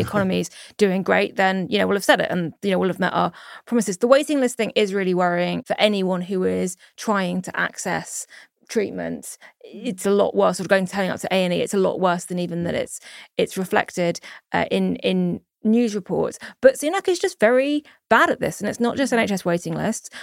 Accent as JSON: {"language": "English", "country": "United Kingdom", "said": "as a British Jew"}